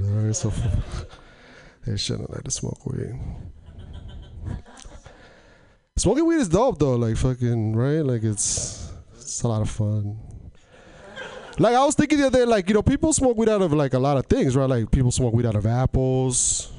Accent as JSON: {"language": "English", "town": "Portland", "country": "United States", "said": "I was driving by a school zone, and I'm from Portland, and I don't know what it is here"}